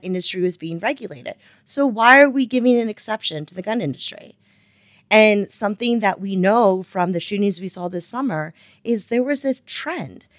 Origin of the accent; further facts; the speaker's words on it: Wilmington, Delaware, United States; moved away as an adult; also born or lived in North Carolina; I am originally from Wilmington, Delaware